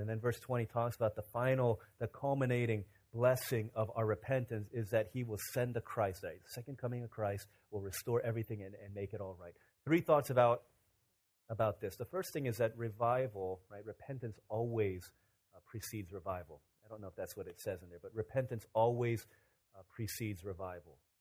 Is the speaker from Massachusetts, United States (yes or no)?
no; Virginia, United States; 12, 13 years old in Virginia